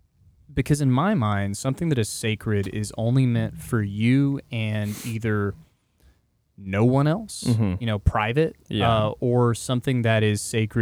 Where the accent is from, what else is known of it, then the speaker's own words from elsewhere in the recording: Texas, United States; we are Texan at our core.